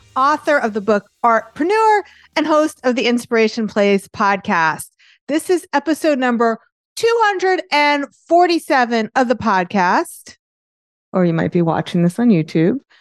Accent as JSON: {"language": "English", "region": "New York", "country": "United States", "accent": "New York", "said": "my New York accent"}